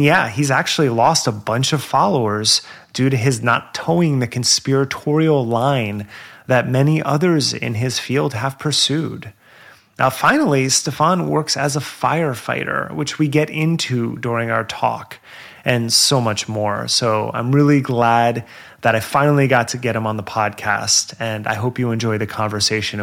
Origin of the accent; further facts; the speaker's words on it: New Jersey, United States; accent: Jersey; my Jersey accent